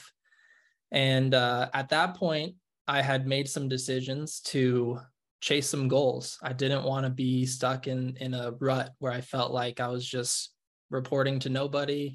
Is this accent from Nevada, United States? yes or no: yes; Nevada, United States; moved away as an adult; now in Utah, United States; I grew up in Nevada, but I moved out here to Utah to go to school.